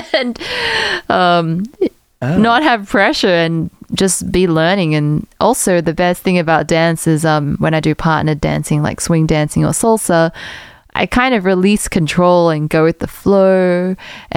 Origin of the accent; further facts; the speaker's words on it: South Africa; moved away; also born or lived in Australia; When I was a kid, I grew up in South Africa.